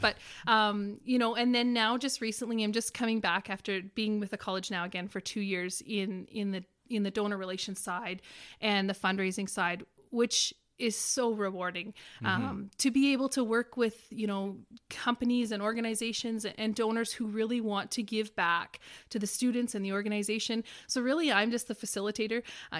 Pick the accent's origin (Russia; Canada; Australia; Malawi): Canada; Hudson Bay, Saskatchewan; Hudson Bay is located right in northeastern Saskatchewan, in the middle of the forestry, in a snow machiner's paradise, in a hunter's paradise with lakes and situated right around it.